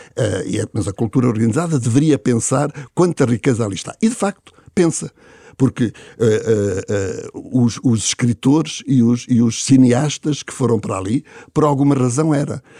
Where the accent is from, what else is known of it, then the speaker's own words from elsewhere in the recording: Luanda, Luanda Province, Angola; now in Lisbon, Portugal; Lisboeta adotado como eu sou, o sou luandense